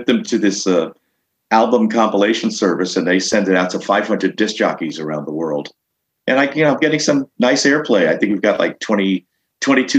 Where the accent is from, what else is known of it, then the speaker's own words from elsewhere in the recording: Long Island, New York, United States; I'm from Long Island